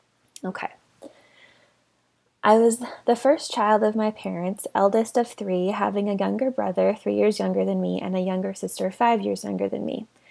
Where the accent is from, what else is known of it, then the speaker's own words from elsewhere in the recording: South Island, New Zealand; I grew up in the South Island of New Zealand, where Mormons were few and far between